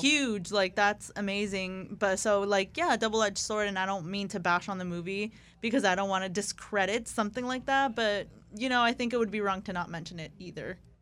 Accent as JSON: {"language": "English", "town": "Tijuana", "region": "Baja California", "country": "Mexico", "said": "I'm from Tijuana"}